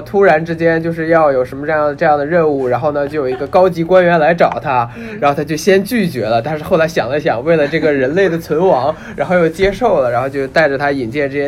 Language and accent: Chinese; China; 我们中国人大部分都是无神论者